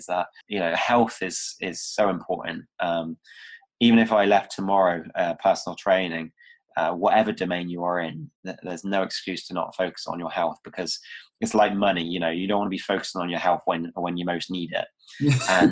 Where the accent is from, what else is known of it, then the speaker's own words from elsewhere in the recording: Cornwall, South West England, United Kingdom; now in Bristol, United Kingdom; I'm originally from Cornwall. It was a small, like in the Styx area. Hated it.